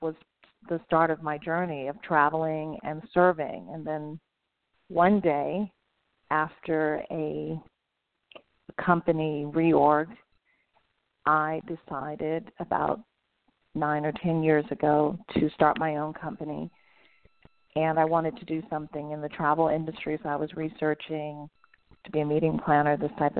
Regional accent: Virginia, United States; I grew up in Virginia

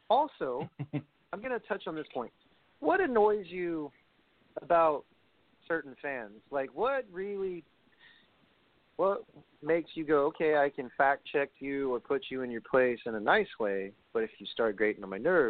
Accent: New York City, New York, United States; I'm from Brooklyn

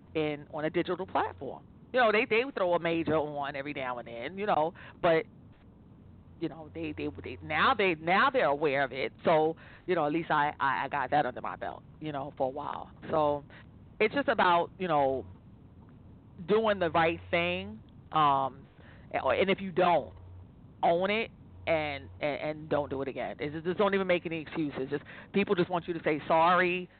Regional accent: New York City, New York, United States; I'm originally from Staten Island

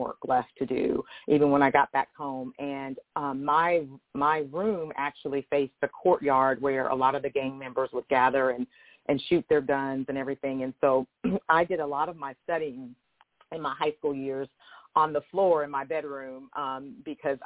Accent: Denver, Colorado, United States; So I grew up in Denver, Colorado, in what was at that time considered the hood.

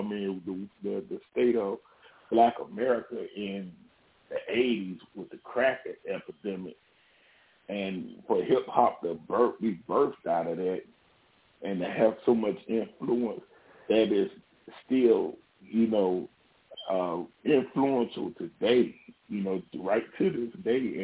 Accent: Charlotte, North Carolina, United States; I was growing up in Charlotte. And so I was, growing up in the hood in Charlotte

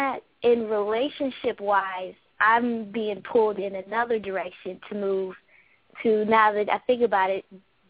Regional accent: Atlanta, Georgia, United States; I grew up in Atlanta.

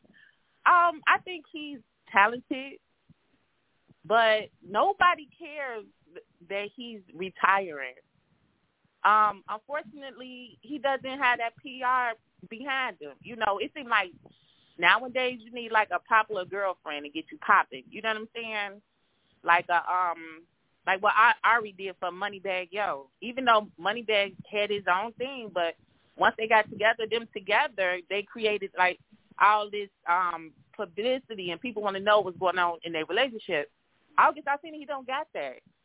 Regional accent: Chicago, Illinois, United States; I'm from Chicago

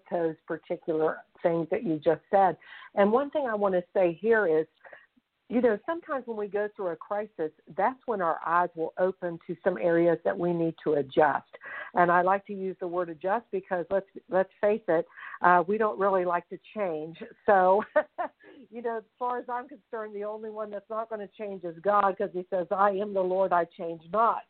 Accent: Fairmont, West Virginia, United States; I'm calling from Fairmont, West Virginia, and this is exactly where I'm from

